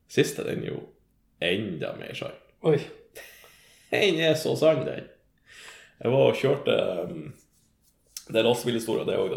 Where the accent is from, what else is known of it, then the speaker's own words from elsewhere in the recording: Northern Norway, Norway; Jeg kommer fra Nord-Norge, og det er jo da rett gjennom Oslo.